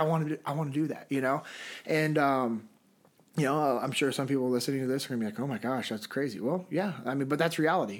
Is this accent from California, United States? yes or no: yes; Sacramento, California, United States; moved away as an adult; now in Memphis, United States; Originally, I'm from Sacramento, California.